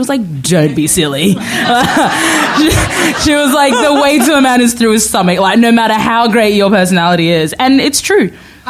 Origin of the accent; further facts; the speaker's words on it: Australia; also born or lived in Sudan; So I was born in Sudan and grew up in Australia, and went back to Sudan after I finished university for a couple of years, for a couple of months to kind of, you know, get back into the culture.